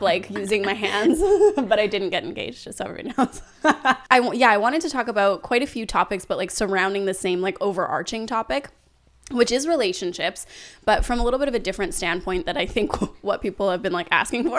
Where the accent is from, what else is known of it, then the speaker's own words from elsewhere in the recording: Canada; growing up in Canada